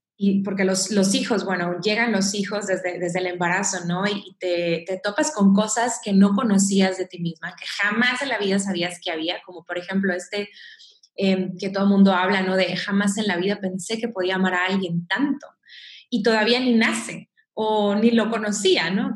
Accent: Mexico; soy mexicana

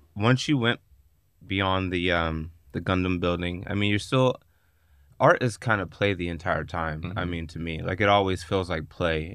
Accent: Pittsburgh, Pennsylvania, United States; moved away; when I go back home, I'm from Pittsburgh, Pennsylvania yeah. originally

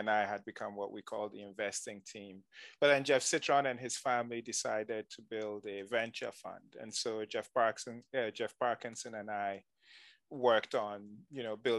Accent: Nigeria; moved away as an adult; also born or lived in Ghana; now in United States; During the oil boom, my dad got a job in Nigeria. And so he moved the family to Nigeria. And so I grew up in Nigeria

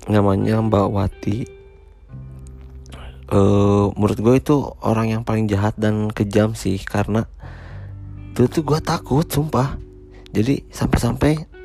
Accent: Rancaekek, West Java, Indonesia; also born or lived in Cicalengka; gue eh, dulu lahir di Cicalengka 28 April 1996. Uh, gue setelah di Cisalengka, gue pindah ke Ranca Ekek tuh sekitar dari umur 4 tahun

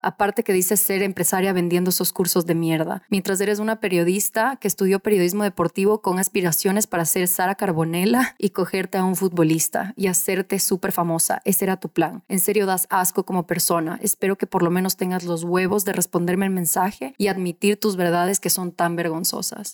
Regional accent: Ecuador; en mi país, Ecuador

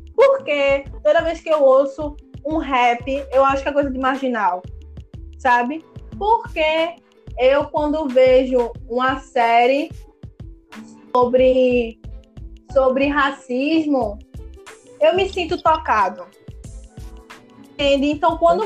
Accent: Recife, Pernambuco, Brazil; eu sou de periferia, daqui da Zona Norte do Recife

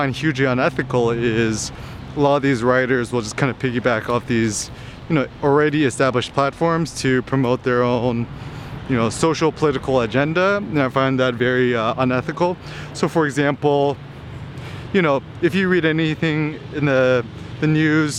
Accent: United States; I'm Asian American, I'm Korean American.

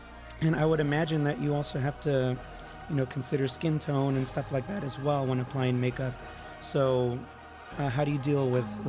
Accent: San Diego, California, United States; I grew up here in San Diego.

